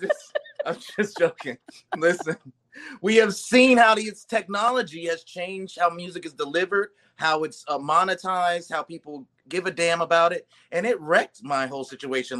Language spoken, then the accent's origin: English; Ohio, United States; now in Los Angeles, United States; I am from Ohio originally, and but I've been on the West Coast for a long time. Been in LA for uh, almost 20 years